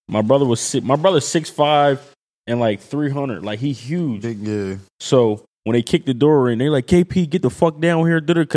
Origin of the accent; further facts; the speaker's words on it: Philadelphia, Pennsylvania, United States; Like yeah, I'm from Philly.